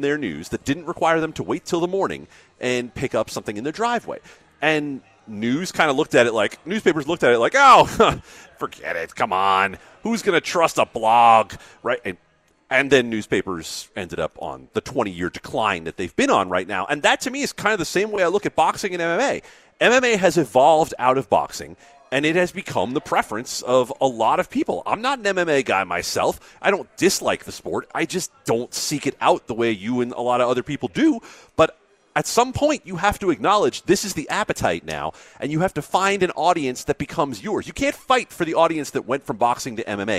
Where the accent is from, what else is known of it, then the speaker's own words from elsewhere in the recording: Las Vegas, Nevada, United States; I moved to Vegas in 1989